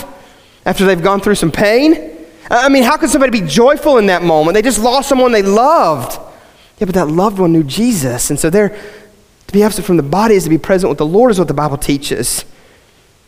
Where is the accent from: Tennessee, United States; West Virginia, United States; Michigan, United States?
West Virginia, United States; I grew up in West Virginia, and we had these old country preachers